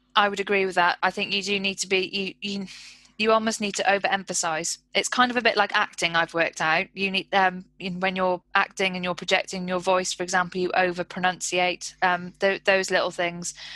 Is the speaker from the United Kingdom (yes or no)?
yes; United Kingdom; we're so British